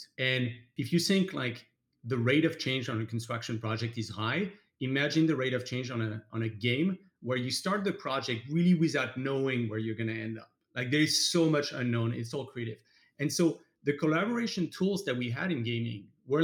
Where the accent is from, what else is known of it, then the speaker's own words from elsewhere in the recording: France; moved away as an adult; now in United States; I'm French, obviously. I grew up in France, came to the US about 14 years ago when I studied construction at Stanford.